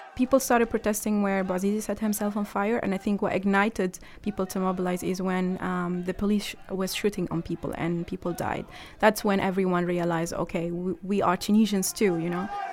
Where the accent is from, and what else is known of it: Egypt; moved away